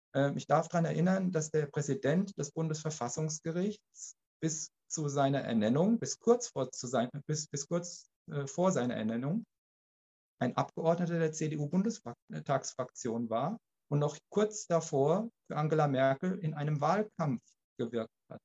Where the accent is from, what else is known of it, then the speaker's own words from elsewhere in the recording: Germany; bei uns in Deutschland